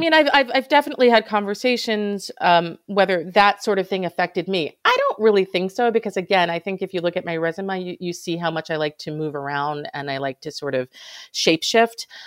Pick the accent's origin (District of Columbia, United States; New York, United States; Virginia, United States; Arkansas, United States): New York, United States; Hudson Valley; I grew up in the Hudson Valley where there were a fair amount of farms